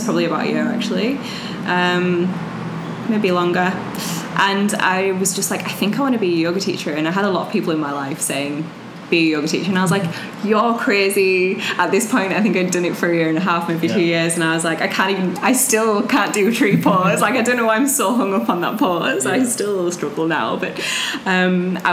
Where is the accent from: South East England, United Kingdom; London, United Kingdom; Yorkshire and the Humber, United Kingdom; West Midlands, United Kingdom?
Yorkshire and the Humber, United Kingdom; Leeds; moved away as an adult; also born or lived in Bali; now in Melbourne, Australia; from the north of England, Leeds